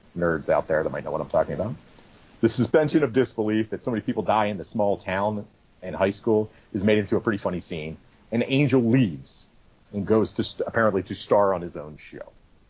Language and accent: English; Boston, Massachusetts, United States; I'm from Boston. This is how people from Boston talk.